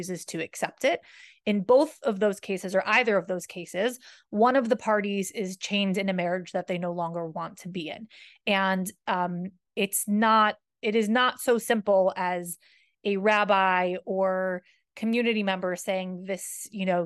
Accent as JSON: {"language": "English", "country": "United States", "moved": "yes", "said": "I'm from America"}